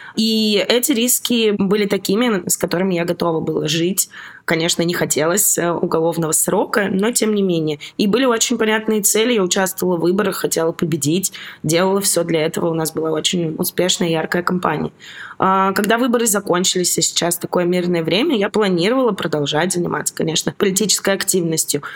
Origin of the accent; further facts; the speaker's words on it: Novosibirsk, Novosibirsk Oblast, Russia; moved away as an adult; also born or lived in Saint Petersburg, Russia; now in Georgia; Я из Новосибирска